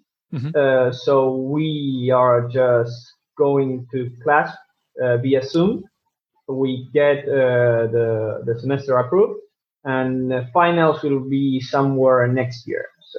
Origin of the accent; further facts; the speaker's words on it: Buenos Aires, Argentina; I'm from the capital city of Buenos Aires. It's the biggest city in the country.